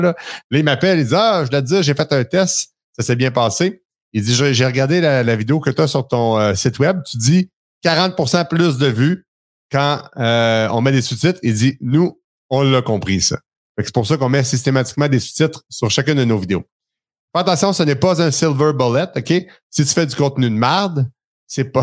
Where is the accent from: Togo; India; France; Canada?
Canada; Quebec; accent: Québécois; mon accent québécois